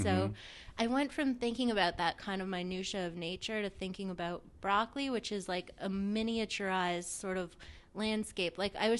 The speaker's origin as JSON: {"language": "English", "town": "Montreal", "region": "Quebec", "country": "Canada", "tie": "born or raised there", "said": "Montreal. So, it was pretty cozy. My mom and dad had both grown up there, and my grandparents too, more or less."}